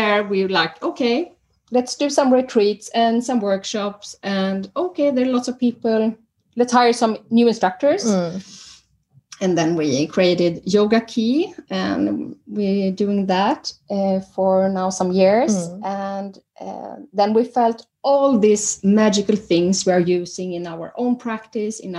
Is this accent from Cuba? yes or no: no; Sweden; moved away as an adult; now in Norway; I'm original from Sweden